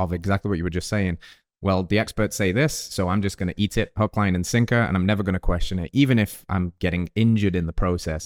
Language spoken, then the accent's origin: English; England, United Kingdom; now in United States; the English person in America